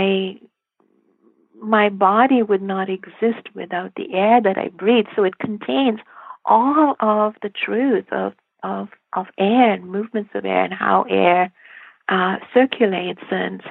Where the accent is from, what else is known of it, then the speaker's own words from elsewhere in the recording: India; I grew up in India